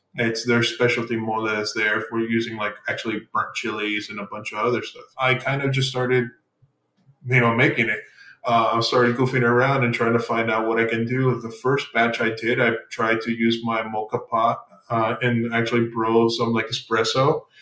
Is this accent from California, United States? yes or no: no; El Paso, Texas, United States; also born or lived in Mexico; I grew up originally, I'm from, I'm from Texas, El Paso, Texas. I grew up in Mexico for a bit as well